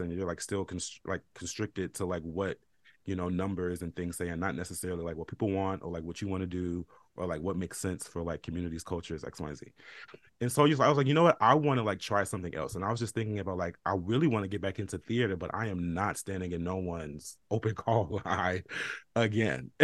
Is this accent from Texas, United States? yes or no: no; Chicago, Illinois, United States; now in New York, United States; I'm from Chicago